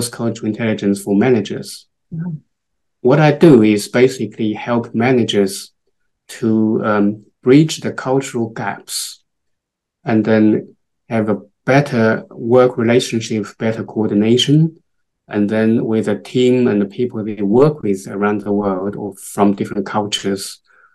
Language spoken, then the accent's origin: English; China; moved away as an adult; also born or lived in Thailand; now in United Kingdom; I am from China originally. I moved to the UK about 22 years ago